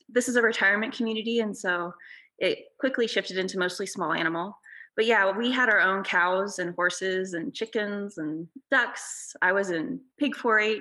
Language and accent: English; La Pine, Oregon, United States; I grew up in Lapine, Oregon, which is a really small